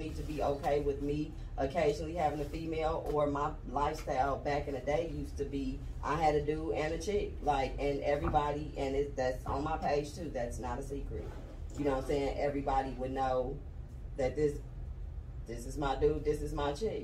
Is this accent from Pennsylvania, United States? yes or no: no; Oakland, California, United States; moved away as an adult; now in Georgia, United States; I'm from Cali, where it was normal